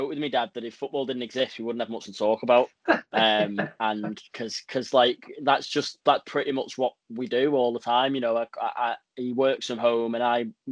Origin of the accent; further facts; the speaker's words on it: Wigan, North West England, United Kingdom; I'm actually from Wigan